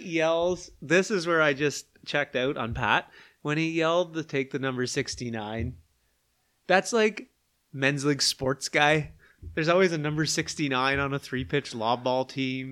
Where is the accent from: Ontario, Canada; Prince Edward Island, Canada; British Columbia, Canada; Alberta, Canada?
Prince Edward Island, Canada; Charlottetown; I'm from Charlottetown